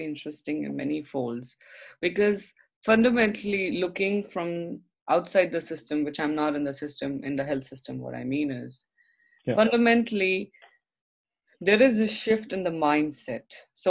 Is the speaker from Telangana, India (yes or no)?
no; Mumbai, Maharashtra, India; moved away as an adult; now in Canada; I come from Mumbai, India